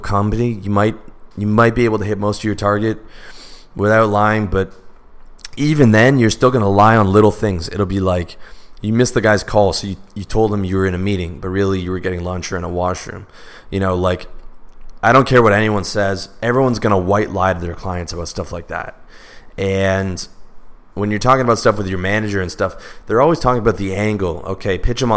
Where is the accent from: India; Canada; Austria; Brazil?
Canada; I'm Canadian